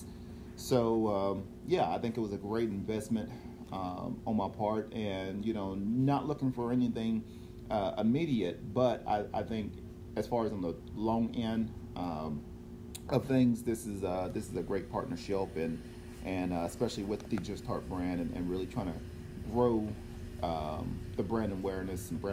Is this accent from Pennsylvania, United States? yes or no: no; Cleveland, Tennessee, United States; moved away; back home in my hometown in Cleveland, Tennessee